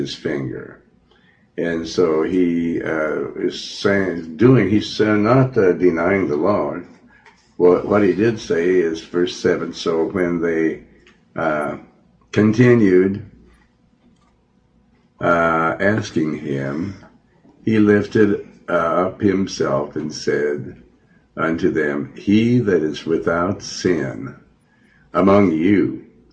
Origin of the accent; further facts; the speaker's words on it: Montana, United States; also born or lived in Joplin, Missouri; I was born in Joplin, Missouri, and I was raised in Montana